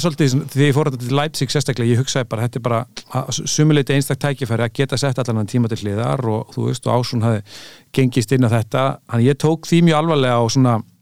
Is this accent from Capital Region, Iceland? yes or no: yes; Reykjavík, Capital Region, Iceland; also born or lived in United States; ég elst ég upp í Fossvogi sko, 108